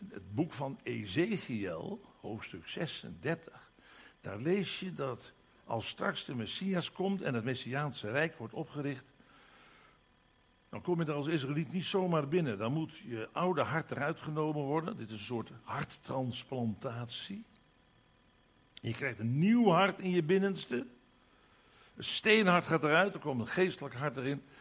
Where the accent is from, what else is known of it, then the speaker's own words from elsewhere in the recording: Limburg, Netherlands; In de eerste plaats, ik ben Limburger, kom daar maar eens om.